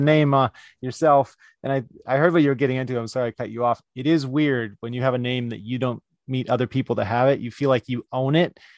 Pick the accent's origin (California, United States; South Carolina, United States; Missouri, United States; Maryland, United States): California, United States; in my hometown, uh, and that's California